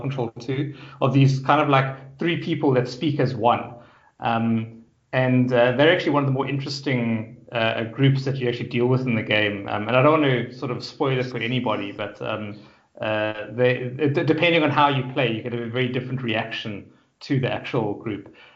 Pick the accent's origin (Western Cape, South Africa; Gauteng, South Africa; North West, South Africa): Gauteng, South Africa; Johannesburg; born or raised there; moved away as an adult; now in Cape Town, South Africa